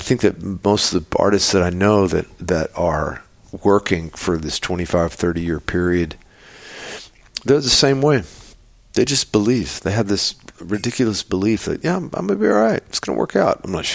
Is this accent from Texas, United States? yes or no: yes; Texas, United States; I come from Texas, where Texans, they love their bullshit